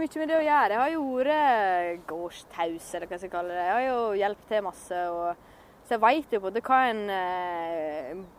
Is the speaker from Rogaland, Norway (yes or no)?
no; Håndalen, Sogn og Fjordane, Vestland, Norway; Jeg er fortsatt fra Håndalen, og jeg er fortsatt fra Sogn og Fjordane.